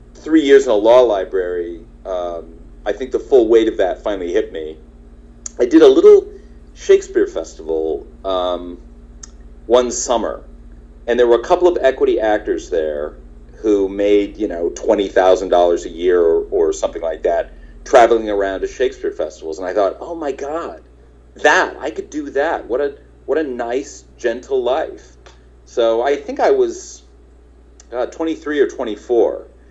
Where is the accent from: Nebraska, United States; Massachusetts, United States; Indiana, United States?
Nebraska, United States; moved away as an adult; also born or lived in Kansas; now in Los Angeles, United States; I'm from Nebraska